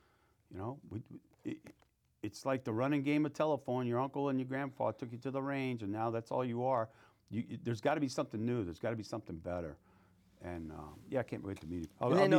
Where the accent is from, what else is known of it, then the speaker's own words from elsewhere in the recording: Mississippi, United States; I'm moving to Mississippi, Frank. Mm-hmm. I'm from Mississippi originally, and my mom needs some help down there.